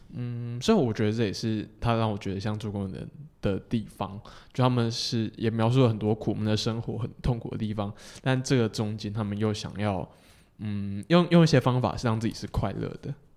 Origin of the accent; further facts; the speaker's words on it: southern Taiwan, Taiwan; 我是南部，呃，嗯哼。南部人嘛，然后我在比较算传统家庭长大